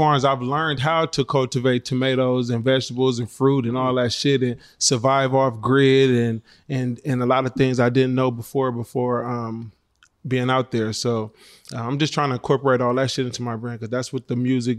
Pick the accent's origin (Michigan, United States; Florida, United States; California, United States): California, United States; Oakland; Yeah, I'm from the town. I'm from Oakland.